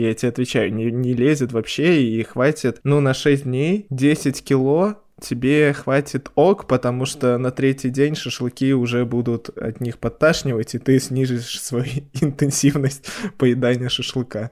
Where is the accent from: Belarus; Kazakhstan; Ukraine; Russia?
Belarus; Мы белорусы